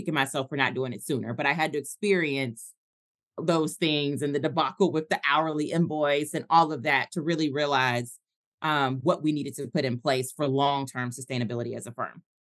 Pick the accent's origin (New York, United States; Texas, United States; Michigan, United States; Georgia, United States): Georgia, United States; Atlanta; also born or lived in Tulsa, Oklahoma; I moved back to my hometown of Atlanta